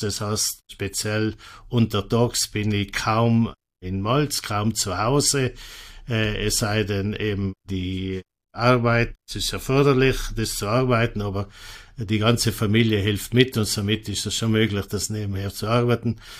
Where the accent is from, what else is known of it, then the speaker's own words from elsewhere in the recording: Mals, Trentino-Alto Adige, Italy; Ich bin auf einem Bauernhof in Molz aufgewachsen. Molz äh, ist im oberen Finchgau auf 1000 Meter Meereshöhe.